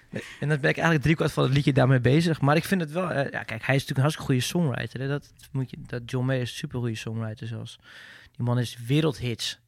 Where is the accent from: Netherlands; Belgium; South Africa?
Netherlands; als Nederlander